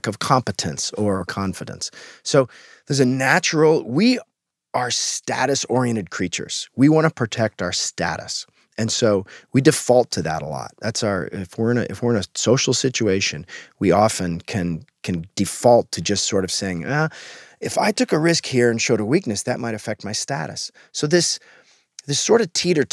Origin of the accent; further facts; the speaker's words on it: Alaska, United States; I grew up in Alaska, which was pretty far outside